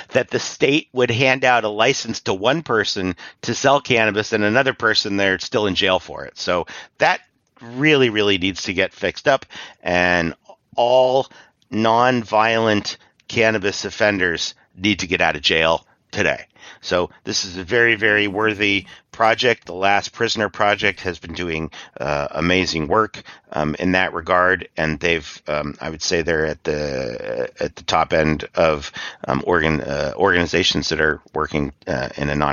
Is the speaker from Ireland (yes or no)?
yes; Ireland; Uh, I'm from Ireland, so I connected up with an Irish NORML.